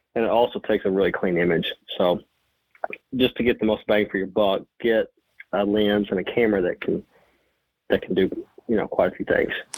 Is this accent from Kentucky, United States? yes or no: yes; Western Kentucky, United States; I'm from Western Kentucky.